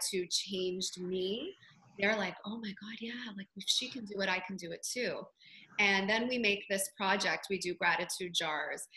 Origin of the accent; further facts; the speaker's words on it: Toronto, Ontario, Canada; I'm from Toronto